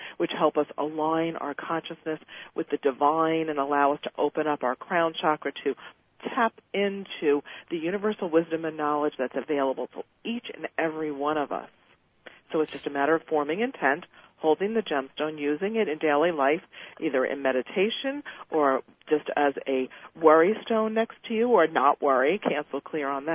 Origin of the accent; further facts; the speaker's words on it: New York, United States; I was brought up in Catholicism, as you know, an Italian from New York.